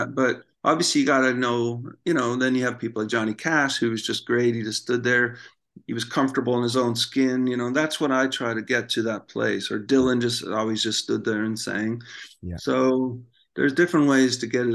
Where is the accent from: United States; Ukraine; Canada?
Canada; I'm from Canada